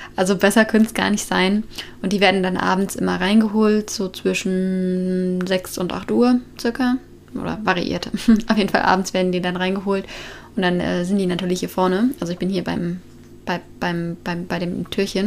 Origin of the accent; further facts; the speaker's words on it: Germany; moved away as an adult; ich komme aus Deutschland